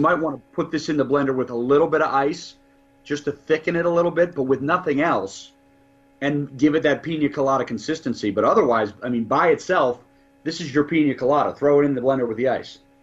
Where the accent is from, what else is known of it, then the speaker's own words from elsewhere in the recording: Ireland; I'm an Irishman